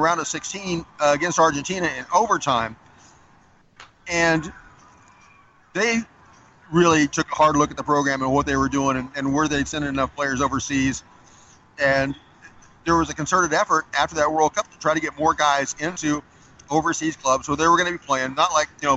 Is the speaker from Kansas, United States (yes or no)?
yes; Southwest Kansas, United States; I grew up in Southwest Kansas